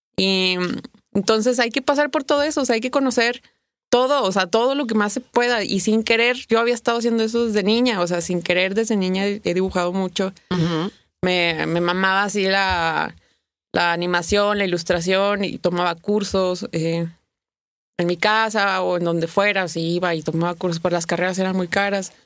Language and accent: Spanish; Torreón, Coahuila, Mexico; moved away as an adult; also born or lived in Mexico City, Mexico; soy de Torreón, me fui a Torreón